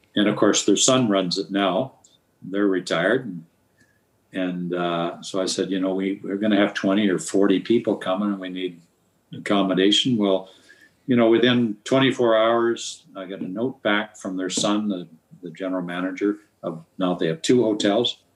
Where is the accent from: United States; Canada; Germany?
Canada; Nelson, British Columbia; Nelson, BC, which happens to be my hometown